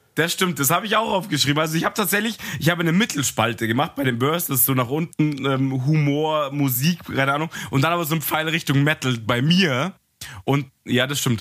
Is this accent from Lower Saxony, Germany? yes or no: no; Munich, Bavaria, Germany; ich bin ja Münchner